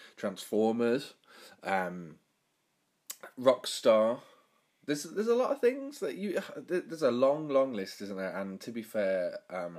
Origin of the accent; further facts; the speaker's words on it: Birmingham, West Midlands, United Kingdom; the area where I'm from, Birmingham, was voted the worst accent in the UK